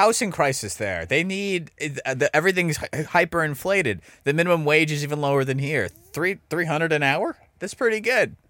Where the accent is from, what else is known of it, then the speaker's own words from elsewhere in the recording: Dallas, Texas, United States; also born or lived in Iowa / Uvalde; I'm born and raised in Dallas